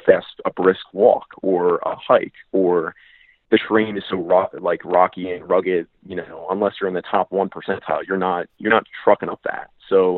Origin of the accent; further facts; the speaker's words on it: Reading, Pennsylvania, United States; my hometown's actually Reading, Pennsylvania.